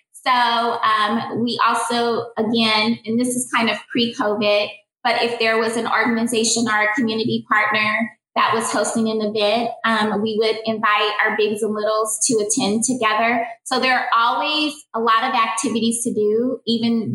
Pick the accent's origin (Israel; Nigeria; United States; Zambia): United States; Kansas City, Missouri; also born or lived in Louisiana; I moved to Kansas City when I was 10 and I moved from Louisiana